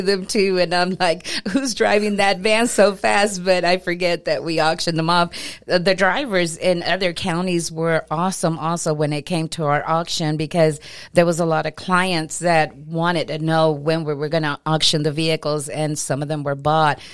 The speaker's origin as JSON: {"language": "English", "town": "Lamesa", "region": "Texas", "country": "United States", "tie": "born or raised there", "said": "I was born and raised here in La Mesa."}